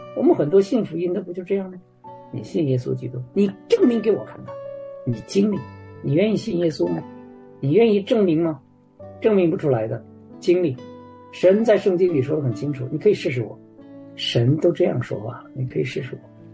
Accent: Canada; moved away as an adult; now in Warsaw, Poland; 我们加拿大人

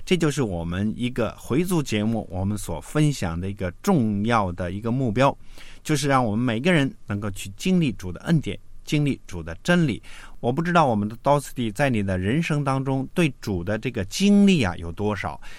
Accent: China; 嗯，所以我们中国人说呢，谋事在人，成事在天啊

